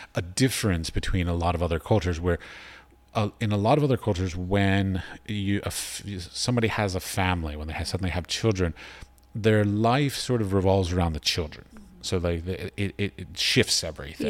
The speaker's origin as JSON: {"language": "English", "town": "Washington", "region": "District of Columbia", "country": "United States", "tie": "born or raised there", "also_born_or_lived": "United Arab Emirates", "moved": "as an adult", "said": "I grew up in Washington, D.C."}